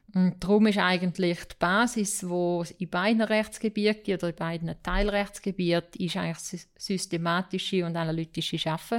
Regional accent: St. Gallen, Switzerland; also born or lived in Boston / New York; ich komme auch hier aus dem Kanton St. Gallen ursprünglich

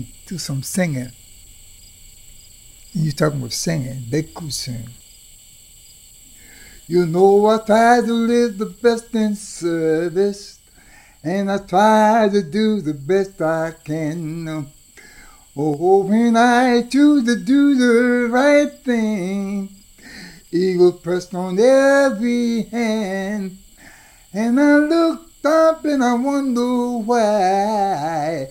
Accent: Carroll County, Maryland, United States; I was born in Carroll County.

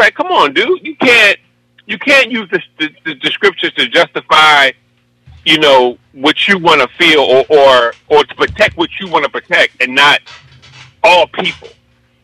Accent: Philadelphia, Pennsylvania, United States; I'm from Philly. I'm up in Mount Airy

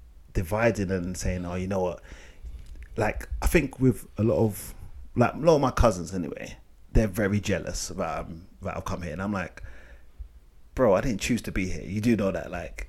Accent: United Kingdom; My parents wasn't born in Africa. I was born here.

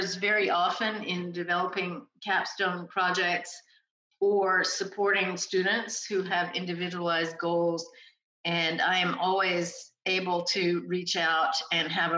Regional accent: North Carolina, United States; moved away as an adult; also born or lived in New York City / New Orleans / West Africa; now in College Station, United States; I'm an East Coast person, born and raised in North Carolina, attended school up and down the East Coast

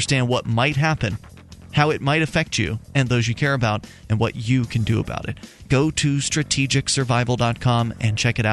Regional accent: Sarasota, Florida, United States; I grew up in Sarasota

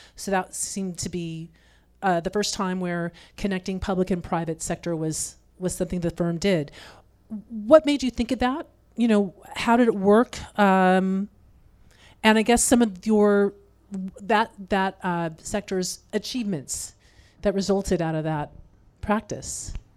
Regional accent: Sacramento, California, United States; also born or lived in Fresno / Kernville; I grew up here in Sacramento, so Central Valley, proud

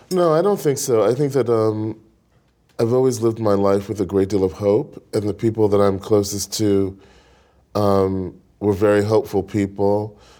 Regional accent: New York City, New York, United States; I grew up in Brooklyn

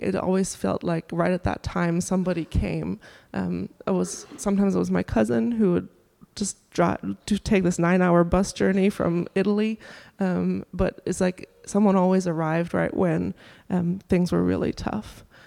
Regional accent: Germany; now in Durham, United States; I'm from Germany originally, and my family lives in Germany

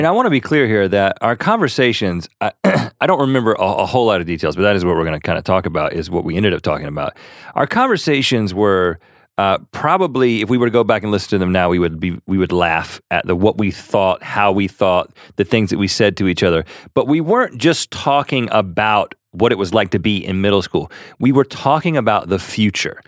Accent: Buies Creek, North Carolina, United States; also born or lived in Thousand Oaks, California; we grew up in Bowie's Creek, North Carolina

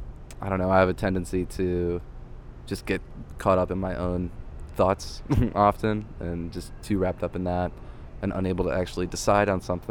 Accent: Cleveland, Ohio, United States; where I grew up in Cleveland

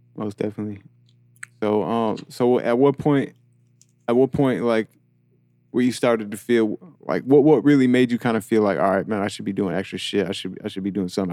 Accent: New York, United States; now in Atlanta, United States; when I moved to Atlanta, 'cause I'm from New York

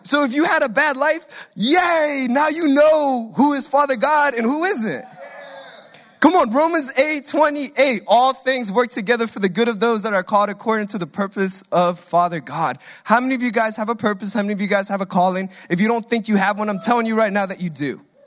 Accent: Guatemala; accent: Hispanic; now in United States; we came all the way from Guatemala to the promised land

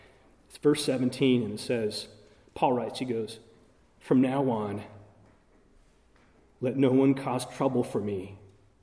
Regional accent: Arizona, United States; moved away; So I'm from the West. I grew up in Arizona.

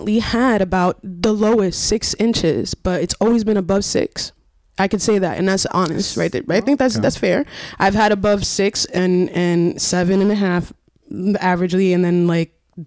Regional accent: Paterson, New Jersey, United States; I grew up in Patterson

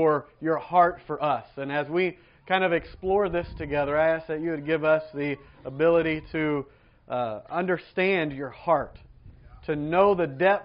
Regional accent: Georgia, United States; moved away; I grew up in Georgia, in America

